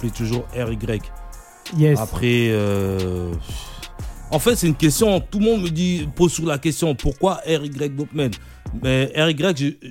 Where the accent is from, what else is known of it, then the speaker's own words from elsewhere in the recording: DR Congo; depuis moi je suis congolais, tu vois. Ouais quand tu es congolais, tu, tu, baignes dans la musique depuis que tu né.